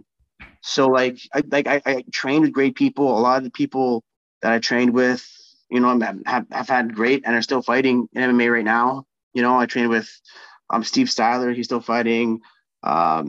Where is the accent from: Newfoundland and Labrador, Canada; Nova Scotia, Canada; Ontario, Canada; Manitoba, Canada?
Manitoba, Canada; Winnipeg; I'm going to be the first Winnipegger to fight in Winnipeg for UFC